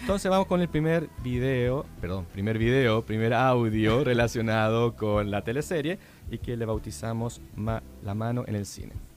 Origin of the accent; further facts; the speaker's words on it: Chile; accent: extremadamente chileno; me ha retado constantemente por no pronunciar las S, comerme las D, hablar como chileno, extremadamente chileno